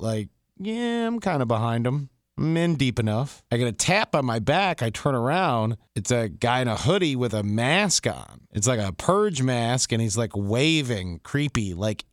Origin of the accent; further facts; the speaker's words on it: Detroit, Michigan, United States; I'm from Detroit